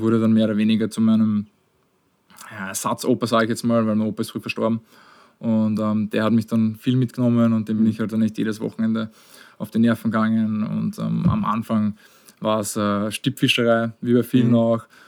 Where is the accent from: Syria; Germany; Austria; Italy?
Austria; ich bin auch außerhalb von Wien aufgewachsen.